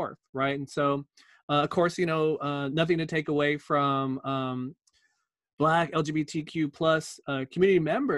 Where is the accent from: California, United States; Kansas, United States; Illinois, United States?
California, United States; growing up in California